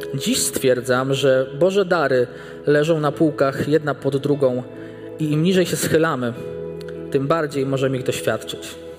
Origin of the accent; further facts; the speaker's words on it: small village near Bartoszyce, Warmian-Masurian Voivodeship, Poland; moved away as an adult; Ja pochodzę z bardzo małej miejscowości, która leży nieopodal Bartoszyc.